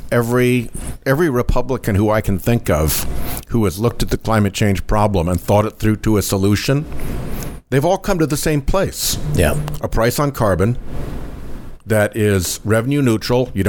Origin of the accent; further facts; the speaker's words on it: United States; I'm a romantic about America. I am an American exceptionalist. I think that there is something special about this country